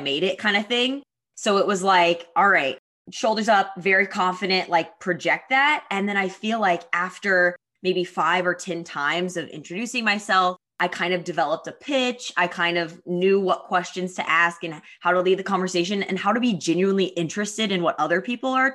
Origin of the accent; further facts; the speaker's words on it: Missouri, United States; also born or lived in New York; now in Austin, United States; I am from Missouri, so I grew up on a farm in a small town